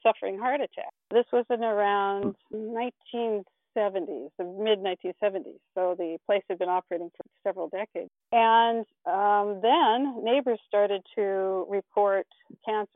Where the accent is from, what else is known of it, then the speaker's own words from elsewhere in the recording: Richland, Washington, United States; I was born in Richland at the Atomic Energy Hospital there